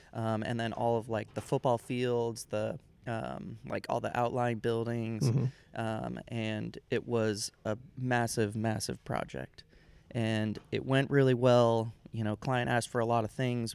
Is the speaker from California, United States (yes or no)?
yes; Sacramento, California, United States; I am from California